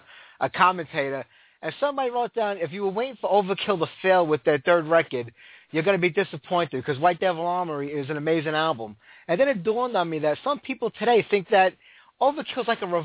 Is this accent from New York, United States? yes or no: yes; New York City, New York, United States; also born or lived in Staten Island; I'm from Brooklyn originally, but from Staten Island